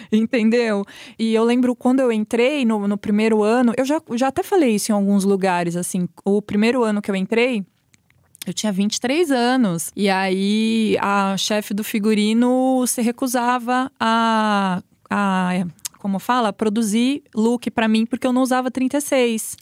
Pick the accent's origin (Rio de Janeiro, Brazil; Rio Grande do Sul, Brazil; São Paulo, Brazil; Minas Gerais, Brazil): São Paulo, Brazil; Araraquara; moved away as an adult; now in São Paulo, Brazil; eu sou de Araraquara, né, então me mudei